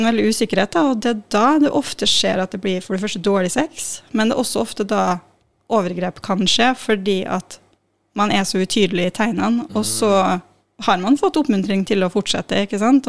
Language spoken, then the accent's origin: Norwegian; Molde, Møre og Romsdal, Norway; moved away as an adult; also born or lived in Trondheim; jeg er fra Molde, Molde, ja. men jeg har vokst opp litt utafor mot min vilje.